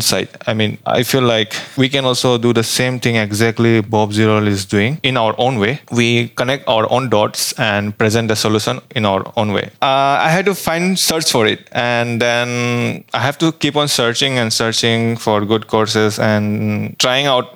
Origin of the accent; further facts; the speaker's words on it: Assam, India; moved away as an adult; now in Bangalore, India; I'm from India